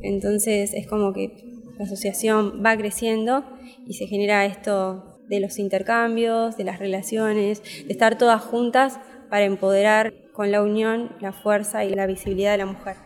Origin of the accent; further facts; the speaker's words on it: Argentina; nosotras que somos argentinas